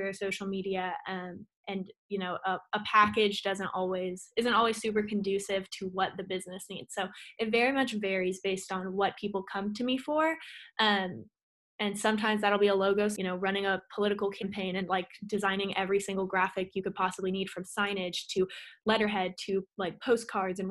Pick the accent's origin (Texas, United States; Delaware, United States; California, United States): Texas, United States; Austin; I was born and raised in Austin, Texas